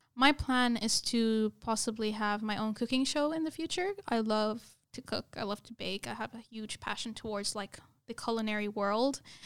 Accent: United Arab Emirates; moved away as an adult; also born or lived in Lebanon; now in Australia; i basically lived in united arab emirates all my life which is very very different from australia and I was actually born there.

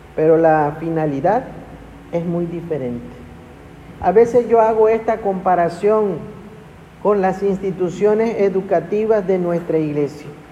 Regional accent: Ciudad del Carmen, Campeche, Mexico; Yo crecí de, pequeño en Ciudad del Carmen

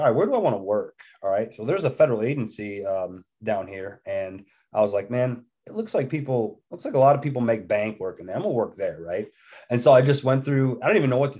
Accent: New York, United States; moved away as an adult; now in West Virginia, United States; born and raised in New York till I was about 20 years old

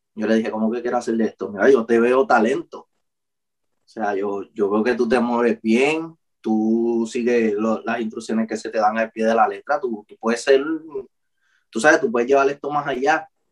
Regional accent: Ponce, Puerto Rico; now in Guayanilla, Puerto Rico; yo soy de Ponce, pero pues yo me mudé a Guayanilla

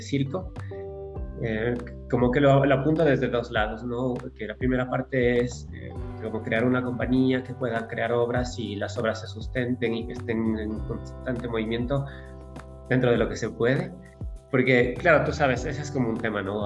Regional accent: Ecuador; moved away as an adult; also born or lived in Europe; habían pasado ya ocho años desde que me había ido de Ecuador

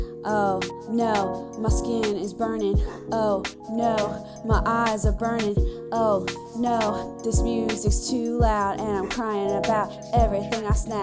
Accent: Orlando, Florida, United States

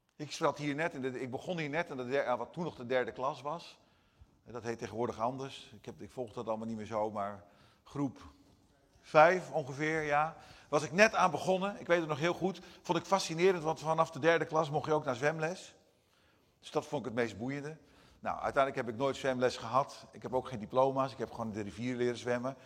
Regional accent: Brazil; first language Portuguese; Dutch is a second language; now in Netherlands; als je in het buitenland woont, zoals ik in, Nederland, eh, in Brazilië heb gewoond als Nederlander

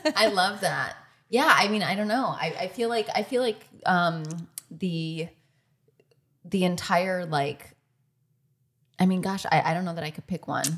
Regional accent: Michigan, United States; I'm from Michigan

